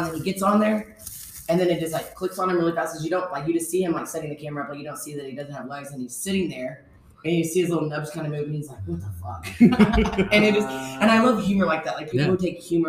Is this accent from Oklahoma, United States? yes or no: yes; Oklahoma, United States; I'm originally from Oklahoma, born and raised. I love it here